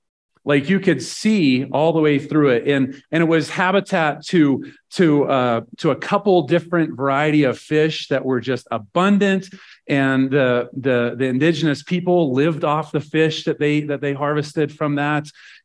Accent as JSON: {"language": "English", "region": "Nebraska", "country": "United States", "said": "Like I'm from Nebraska."}